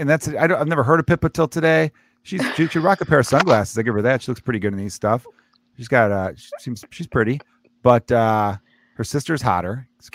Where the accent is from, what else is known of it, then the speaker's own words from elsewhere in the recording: United States; as an American